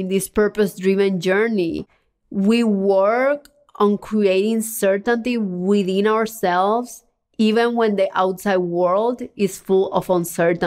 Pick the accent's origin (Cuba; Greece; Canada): Cuba; moved away; I was born in Cuba, a communist country where freedom and opportunities are very limited